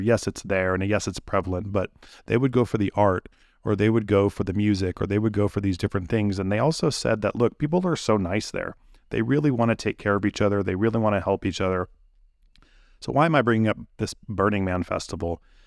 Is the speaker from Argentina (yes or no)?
no; Santa Cruz, California, United States; I'm from the Bay Area in Santa Cruz, uh, California